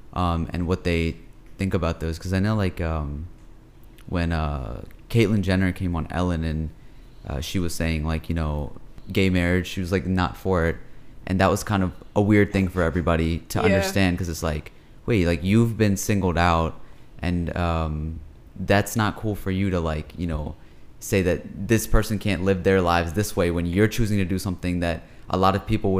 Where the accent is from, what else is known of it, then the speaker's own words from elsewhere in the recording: Pakistan; Being Pakistani and Muslim, we often talk a lot about issues that we have within our own community